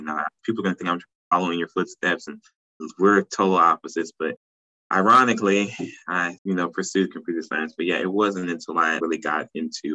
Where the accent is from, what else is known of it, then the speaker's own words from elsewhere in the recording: St. Louis, Missouri, United States; also born or lived in Nashville, Tennessee; now in South Carolina, United States; I'm originally from St. Louis, Missouri.